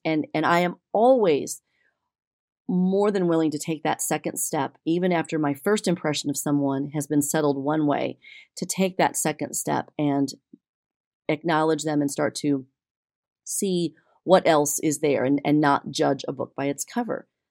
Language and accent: English; Texas, United States; as a Texan